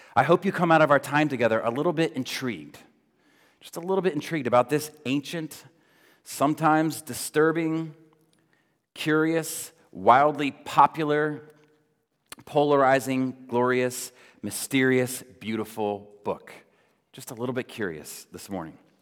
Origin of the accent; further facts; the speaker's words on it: Florida, United States; moved away; growing up in Florida